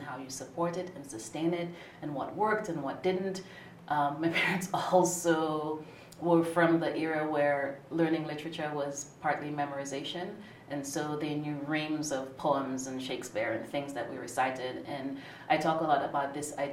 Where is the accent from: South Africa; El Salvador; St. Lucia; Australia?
St. Lucia; moved away as an adult; now in Philadelphia, United States; I'm originally from St. Lucia in the southeastern Caribbean. I moved to the U.S. in 94 for college and have been here since